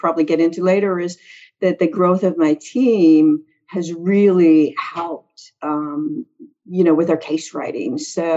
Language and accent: English; Prince Albert, Saskatchewan, Canada; moved away as an adult; also born or lived in Boston / Virginia; now in Charlottesville, United States; I'm from, I'm from Canada, but even Canadians laugh when I tell them where I'm from. So I was born in a place called Prince Albert, Saskatchewan